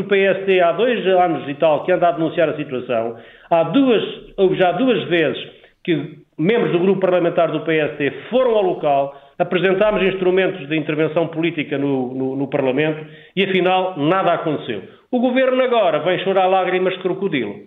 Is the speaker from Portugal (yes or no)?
yes; Miranda do Douro, Norte, Portugal; a minha terra, para Miranda do Douro e para trás do montes em geral